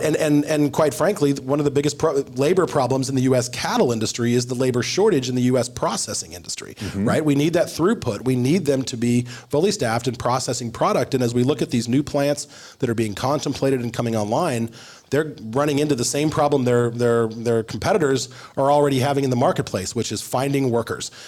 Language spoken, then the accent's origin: English; Arizona, United States; I'm from Arizona